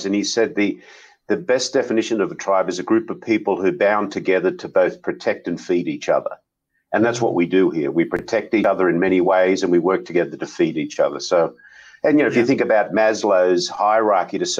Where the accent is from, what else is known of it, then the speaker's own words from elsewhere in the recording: Australia; moved away as an adult; now in United States; I'm an Aussie, and I joined WD-40 in 1987, but down in Sydney, and I worked in Sydney